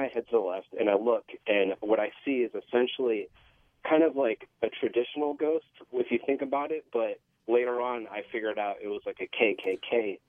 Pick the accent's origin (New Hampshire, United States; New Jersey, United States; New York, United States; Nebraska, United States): New Jersey, United States; Monmouth County; I grew up in Monmouth County, New Jersey.